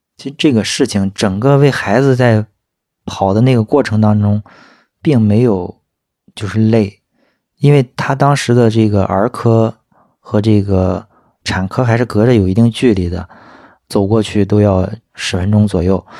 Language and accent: Chinese; Shandong, China; 今年三十一岁，我来自山东的一个三线小城市